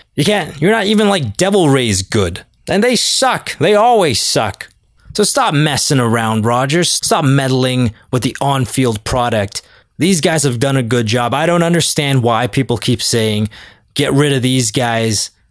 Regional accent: Toronto, Ontario, Canada; I'm from Toronto

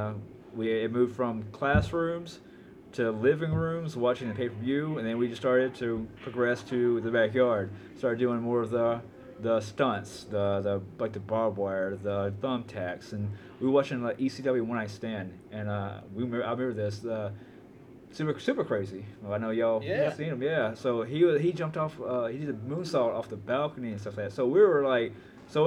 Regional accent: Memphis, Tennessee, United States; I was raised in Memphis, Tennessee

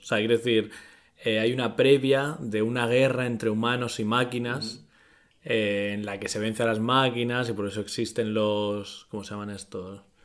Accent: Murcia, Region of Murcia, Spain; soy de Murcia y en Murcia no se dice la S.

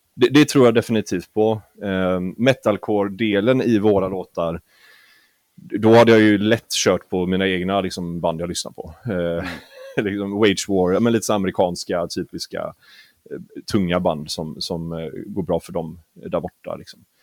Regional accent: Gothenburg, Västra Götaland, Sweden; jag är göteborgare också

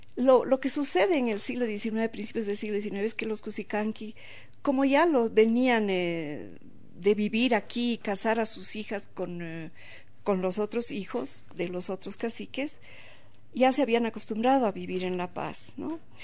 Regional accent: Bolivia

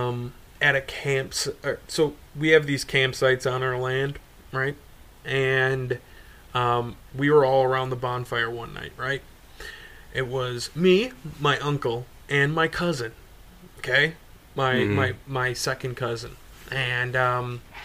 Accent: Wisconsin, United States; we're actually from Wisconsin

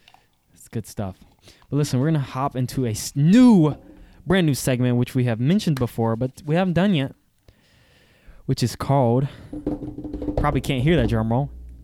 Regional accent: the South, United States; I'm from the South. I live in the South

